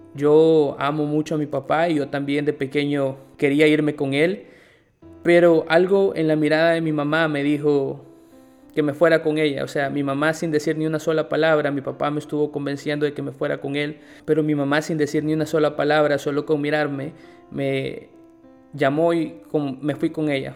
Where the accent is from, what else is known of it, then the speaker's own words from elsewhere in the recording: El Salvador; moved away as an adult; also born or lived in Guatemala; now in Nicaragua; soy salvadoreño, tengo 26 años y en este momento estoy viviendo en Nicaragua